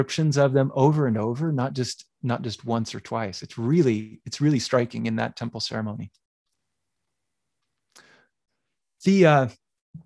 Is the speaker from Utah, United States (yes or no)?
yes; Utah, United States; also born or lived in Nashville, Tennessee; And I was born in Nashville, Tennessee, a very humid and wet place. I grew up in Utah, a very arid and dry place.